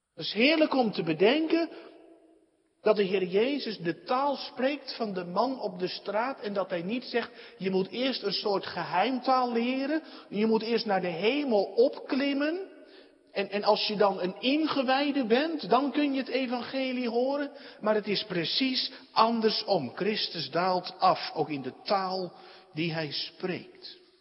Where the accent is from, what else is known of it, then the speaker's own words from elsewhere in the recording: Netherlands; we ook als Nederlanders